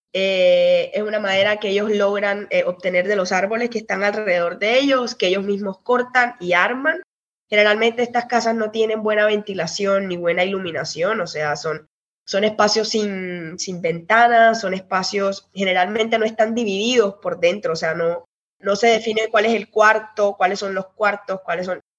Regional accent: Cartagena, Bolívar, Colombia; moved away as an adult; also born or lived in Barranquilla, Colombia / Brazil; now in United Kingdom; yo nací en Barranquilla, que queda al norte de Colombia, pero casi toda mi vida eh, estudié en Cartagena

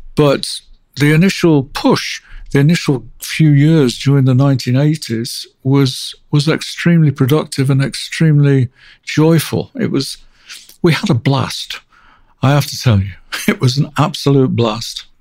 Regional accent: Manchester, North West England, United Kingdom; I grew up um, in Manchester, outside Manchester

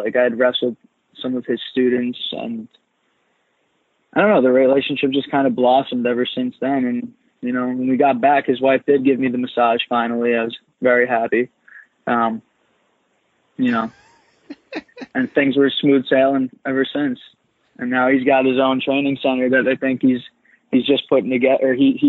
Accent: New York City, New York, United States; I grew up in Coney Island in Brooklyn, and my dad's always, I mean, I still live there now

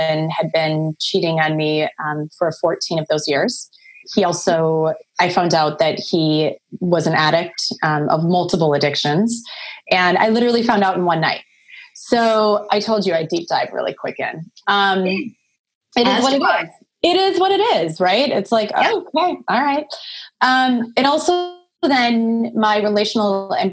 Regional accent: Midwest, United States; moved away; I'm from the Midwest. Like, you know, I'm from a small town. I come from a very small town in the middle of the country. From a small farming community of like 1,100 people. And so, yeah. And so it's a different life back there

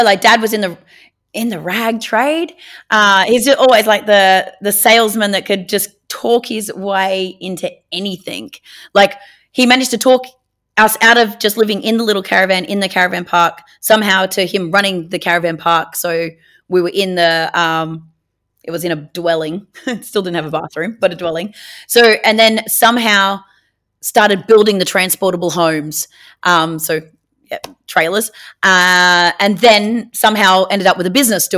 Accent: Northern Rivers, New South Wales, Australia; also born or lived in Penrith, New South Wales / Evans Head, New South Wales / Woodburn, New South Wales; I spent the first 9 years of my life living in a trailer park in an itty-bitty teeny-weeny town called Austinville, which is between Ballina and Lismore

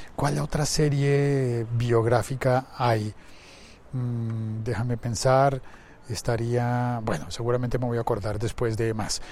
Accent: Colombia; como colombiano

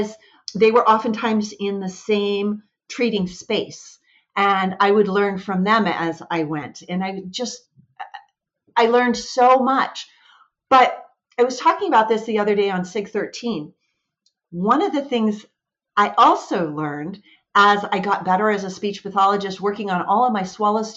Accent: Washington, United States; moved away as an adult; also born or lived in Michigan; I was born and raised in Washington

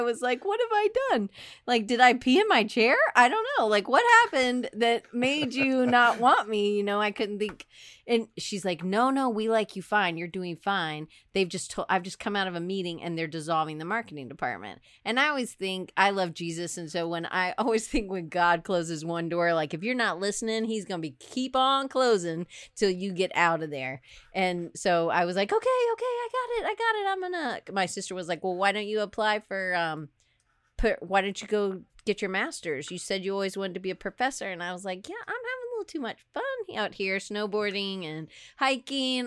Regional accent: Atlanta, Georgia, United States; moved away as an adult; also born or lived in Auburn, Alabama / Denver; I grew up in Atlanta.

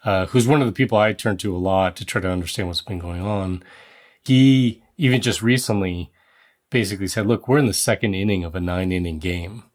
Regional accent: Netherlands; moved away; I was born in the Netherlands, the Dutch are my people

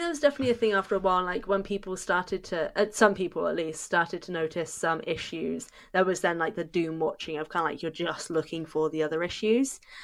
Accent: United Kingdom; I'm British

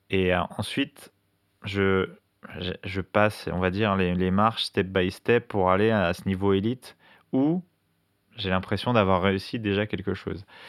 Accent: La Courneuve, Île-de-France, France; je viens de la Courneuve en hein, dans le 93

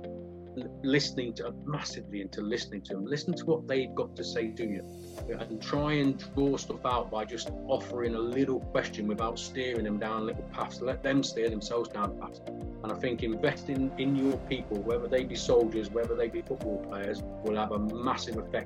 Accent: Nottingham, East Midlands, United Kingdom; I'm from Nottingham. I was brought up in, shall we say, a robust council estate called Aspley in Nottingham

